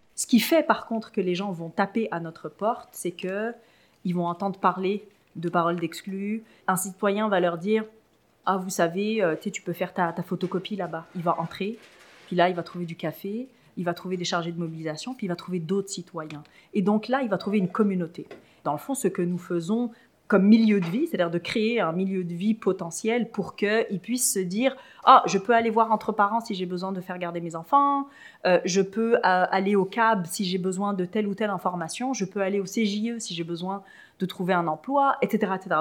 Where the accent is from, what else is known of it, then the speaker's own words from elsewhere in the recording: France; moved away as an adult; also born or lived in Tunisia; now in Quebec, Canada; je suis née euh, en Tunisie et euh, j'ai ensuite euh, grandi en Europe, en France plus particulièrement